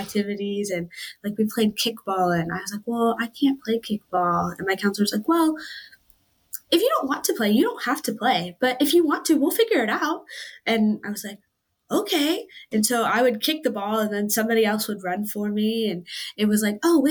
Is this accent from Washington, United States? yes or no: yes; East Wenatchee, Washington, United States; I'm from East Wenatchee